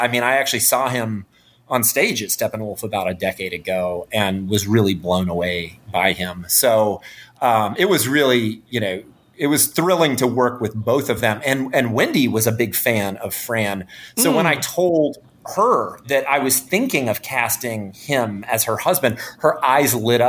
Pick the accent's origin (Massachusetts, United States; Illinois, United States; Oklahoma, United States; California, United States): Illinois, United States; Chicago; And so I thought, oh, well, I said, I'm from Chicago. We should work together.